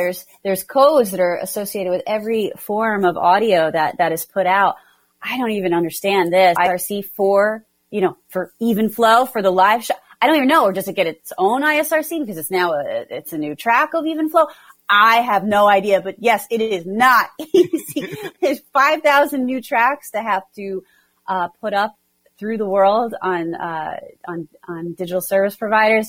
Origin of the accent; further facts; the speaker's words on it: New Jersey, United States; I'm from New Jersey